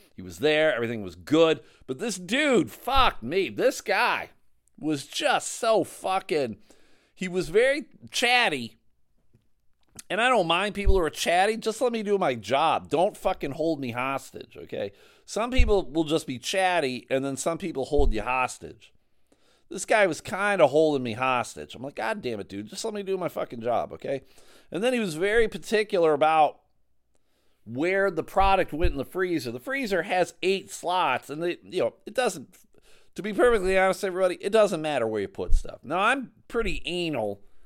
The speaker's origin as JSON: {"language": "English", "area": "outside of Buffalo", "region": "New York", "country": "United States", "tie": "born or raised there", "said": "I grew up outside of Buffalo"}